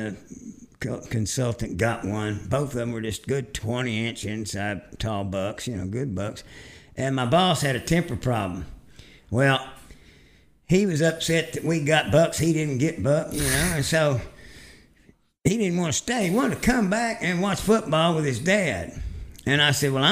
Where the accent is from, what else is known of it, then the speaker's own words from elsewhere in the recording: Fort Worth, Texas, United States; Cowtown, my hometown